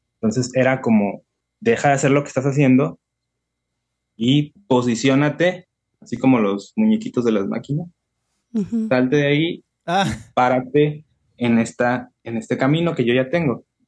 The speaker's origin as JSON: {"language": "Spanish", "town": "La Paz", "region": "Baja California Sur", "country": "Mexico", "also_born_or_lived": "Mexico City", "moved": "as an adult", "said": "acá en mi tierra es puro desierto"}